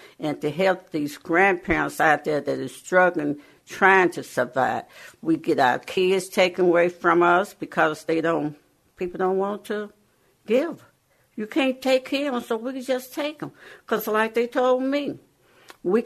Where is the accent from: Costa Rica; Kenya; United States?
United States; the South; moved away; I'm from the South. We were sharecropper.